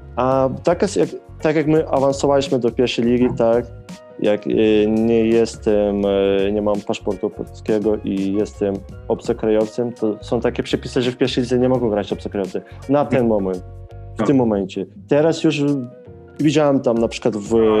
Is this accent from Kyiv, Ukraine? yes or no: no; Lviv, Lviv Oblast, Ukraine; moved away as an adult; now in Poland; jestem z Lwowa